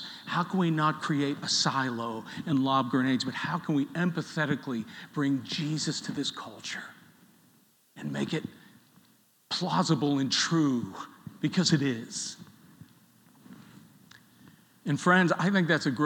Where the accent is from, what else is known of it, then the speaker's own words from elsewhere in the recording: Pittsburgh, Pennsylvania, United States; moved away; I was from Pittsburgh